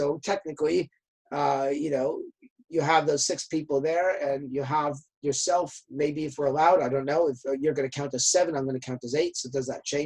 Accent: Canada; I'm from Canada

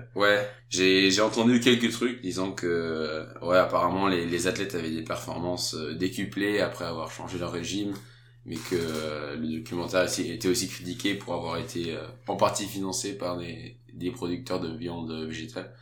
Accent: France; now in Denmark; quand on est français

